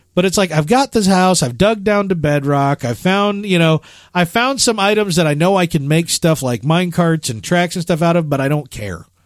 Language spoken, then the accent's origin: English; Chicago, Illinois, United States; moved away; I'm from Chicago